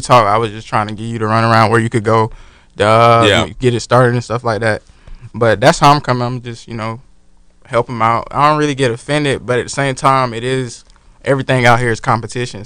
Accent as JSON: {"language": "English", "town": "Jacksonville", "region": "Florida", "country": "United States", "said": "I'm from Jacksonville, Florida, Duval"}